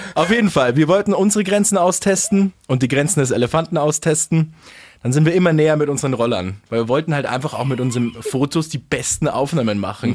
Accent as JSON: {"language": "German", "region": "Bavaria", "country": "Germany", "said": "hier bei uns in Bayern"}